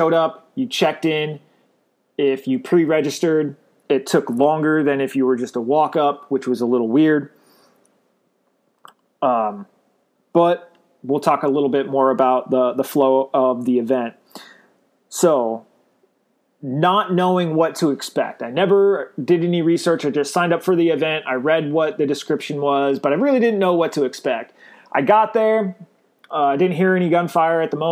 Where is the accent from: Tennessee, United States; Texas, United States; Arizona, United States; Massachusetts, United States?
Arizona, United States; Glendale; now in Northwest Florida, United States; I was born and raised in Glendale, Arizona. I currently live in Northwest Florida